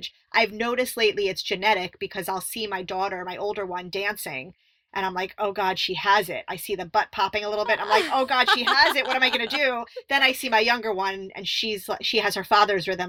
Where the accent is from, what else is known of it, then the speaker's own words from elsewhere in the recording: Miami, Florida, United States; I grew up in Miami where it was you were surrounded by bass and hip hop and all that stuff.